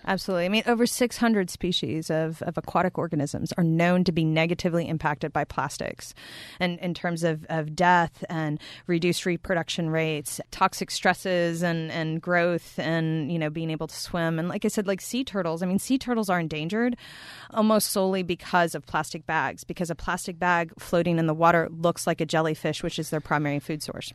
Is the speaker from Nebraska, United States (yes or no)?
no; Texas, United States; also born or lived in Montana; now in upstate New York, United States; I'm from Texas, um, in the United States